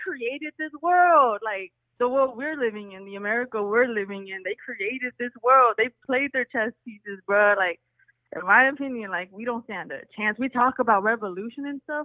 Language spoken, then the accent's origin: English; Texas, United States; also born or lived in California; I was born in California, but I was raised in Texas